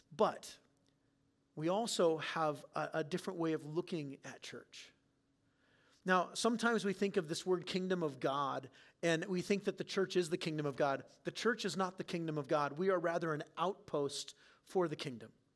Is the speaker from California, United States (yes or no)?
yes; San Diego, California, United States; now in Clear Lake, Iowa, United States; I didn't grow up in Clear Lake, Iowa, I grew up in San Diego